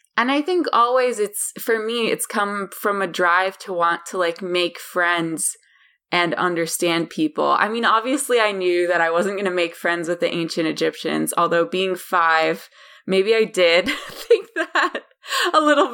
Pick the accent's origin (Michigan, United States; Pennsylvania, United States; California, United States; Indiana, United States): Pennsylvania, United States; Pittsburgh; I grew up in Western Pennsylvania, um, in a town called Pittsburgh.